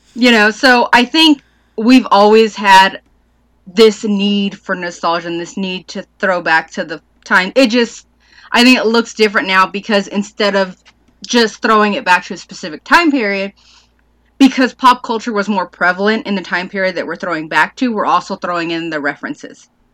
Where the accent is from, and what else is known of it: United States